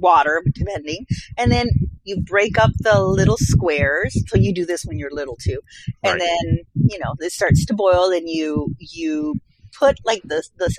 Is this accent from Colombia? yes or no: yes; Colombia; moved away; my home country, Colombia